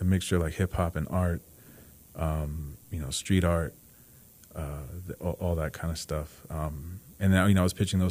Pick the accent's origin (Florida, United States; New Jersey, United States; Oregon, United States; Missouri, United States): New Jersey, United States; moved away as an adult; also born or lived in Los Angeles; I'm from New Jersey.